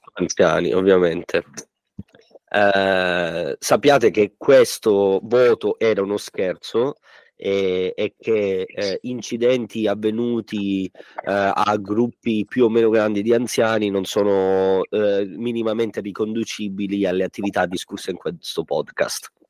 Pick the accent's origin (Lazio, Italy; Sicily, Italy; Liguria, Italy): Sicily, Italy; Montalbano Elicona; io e Giuseppe siamo di Montalbano e Licona, ridente paesino situato a cavallo fra i monti Peloritani e i monti Nebrodi, situato a 907 metri sul livello del mare in provincia di Messina